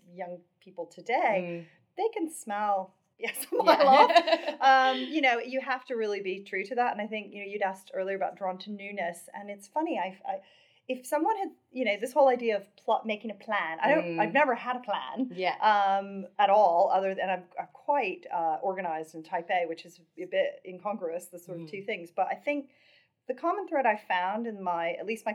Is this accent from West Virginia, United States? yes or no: yes; West Virginia, United States; moved away; I grew up in West Virginia. I grew up in a really small town